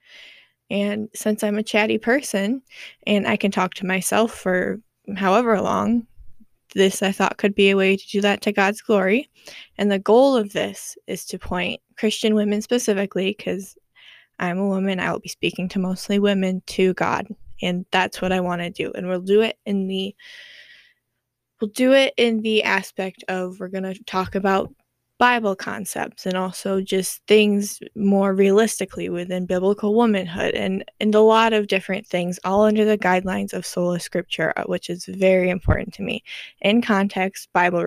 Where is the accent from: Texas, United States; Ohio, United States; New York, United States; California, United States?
New York, United States; also born or lived in Florida; moved up to New York, and I have lived there ever since